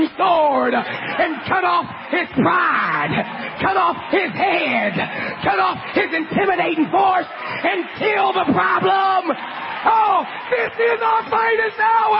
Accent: Philadelphia, Pennsylvania, United States; moved away; I'm from Philadelphia

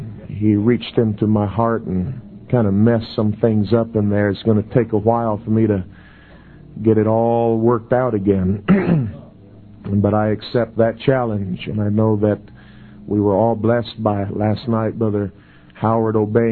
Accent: Brazil; We grew up in Brazil on the mission field, and we both fala português.

